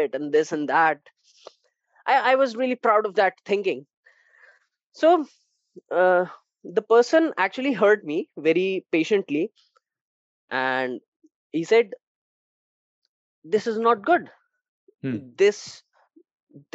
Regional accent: India; I'm from India

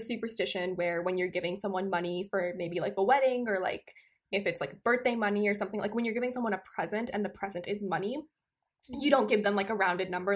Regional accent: Amritsar, Punjab, India; moved away; as someone who grew up in India

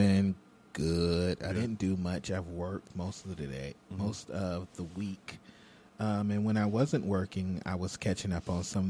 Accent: the South, United States; accent: southern; I try to not have my southern accent come out, okay.

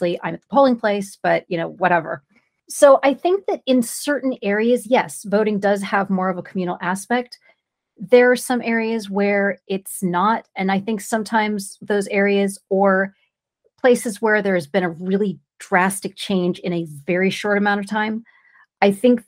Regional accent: California, United States; I'm from California

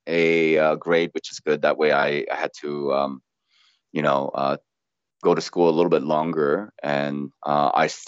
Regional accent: Ripon, Wisconsin, United States; also born or lived in South Korea; I grew up in Ripon, Wisconsin, home of the Republican Party

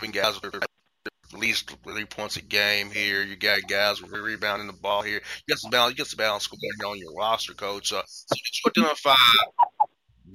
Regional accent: Orlando, Florida, United States; I'm a Florida guy. I'm from Orlando

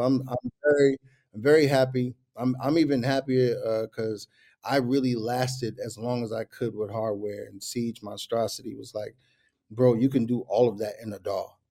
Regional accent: New York, United States; I'm from New York

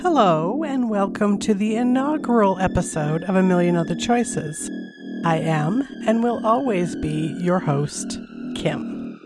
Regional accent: Calgary, Alberta, Canada; Calgary, Alberta, Canada is my hometown. We moved here in the summer of 1978

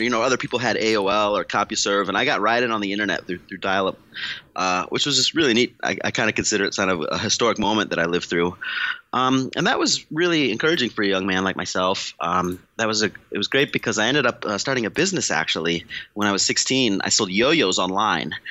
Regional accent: St. Louis, Missouri, United States; moved away as an adult; now in California, United States; I'm from St. Louis, Missouri

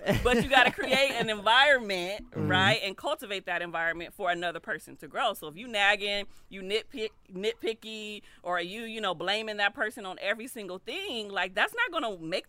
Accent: Compton, California, United States; a lot of people of color, like we grow up, like I grew up in Compton, right? Like we know gangs, violence, struggle life.

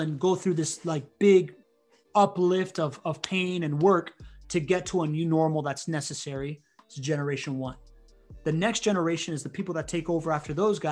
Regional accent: Miami, Florida, United States; also born or lived in Spain; I grew up in Miami

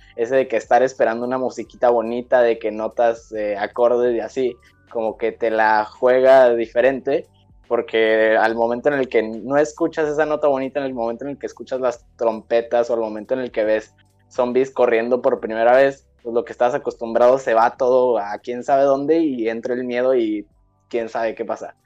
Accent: Mexico; nosotros como mexicanos

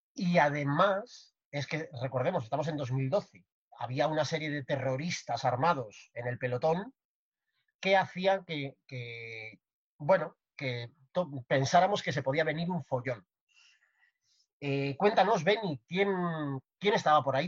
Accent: Santander, Cantabria, Spain; nos vamos a mi pueblo, nos vamos a Santander.

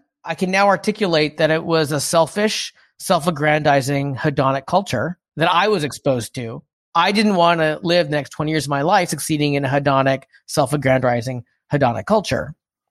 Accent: United States; For listeners who don't know, I'm Asian American.

